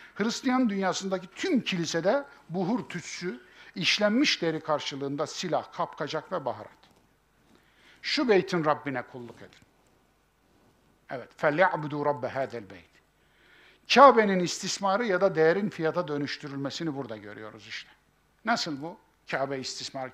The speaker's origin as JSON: {"language": "Turkish", "region": "Kayseri Province", "country": "Turkey", "said": "bizim Kayseri İpek yolunun üzerindedir."}